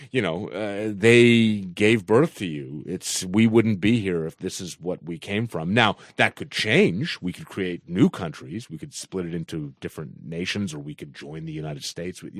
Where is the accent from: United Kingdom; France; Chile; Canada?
Canada; Because I should feel some as a as a Canadian.